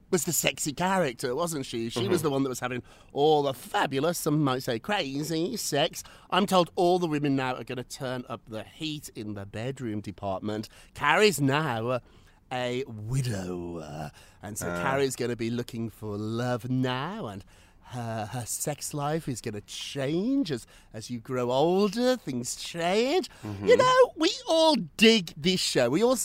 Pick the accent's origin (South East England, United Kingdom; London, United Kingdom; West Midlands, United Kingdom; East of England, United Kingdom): West Midlands, United Kingdom; Birmingham; now in New York, United States; If somebody told me when I was a little kid growing up in Birmingham, England, that I would be living in New York talking to Loopy Lou on Thursdays, I'd be like, that's delusional.